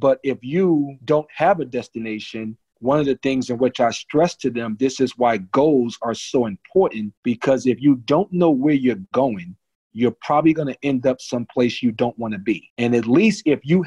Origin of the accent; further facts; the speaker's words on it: New Jersey, United States; when I was a kid, I grew up in New Jersey